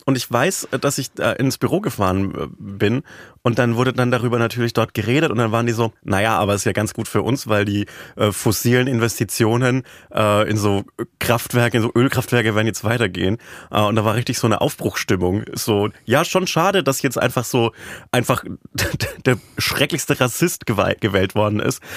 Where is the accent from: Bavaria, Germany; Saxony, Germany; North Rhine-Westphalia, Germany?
Bavaria, Germany; Upper Franconia; moved away; in Bayern, in meiner oberfränkischen Heimat